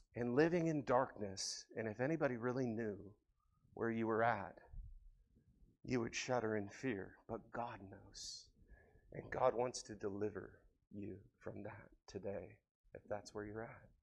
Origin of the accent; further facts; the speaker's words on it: United States; We're Americans.